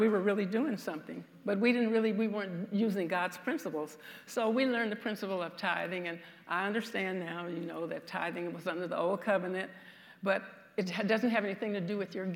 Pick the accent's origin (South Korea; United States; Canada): United States; the South; I'm from the South, so you'll be able to tell that from some of my speech